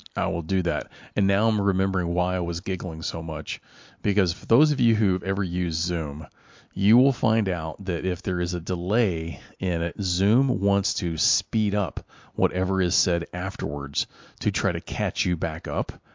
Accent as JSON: {"language": "English", "town": "Louisville", "region": "Kentucky", "country": "United States", "tie": "born or raised there", "said": "my hometown, Louisville, Kentucky here."}